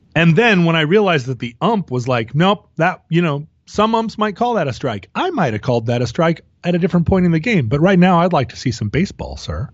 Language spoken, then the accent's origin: English; Alaska, United States; born or raised there